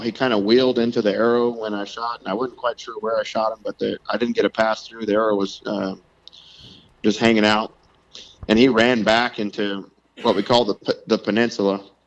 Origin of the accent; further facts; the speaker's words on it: South Louisiana, United States; moved away as an adult; now in Iowa City, United States; I grew up in South Louisiana